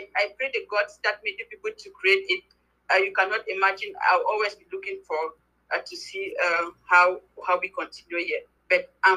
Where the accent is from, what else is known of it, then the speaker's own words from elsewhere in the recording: Cameroon; now in Germany; I am actually based in Germany, but I'm originally from Cameroon